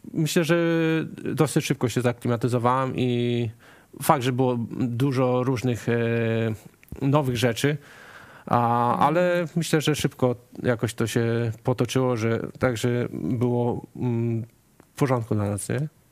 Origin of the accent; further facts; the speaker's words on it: Bieszczady, Subcarpathian Voivodeship, Poland; moved away as an adult; now in Melbourne, Australia; ja pochodzę z Bieszczad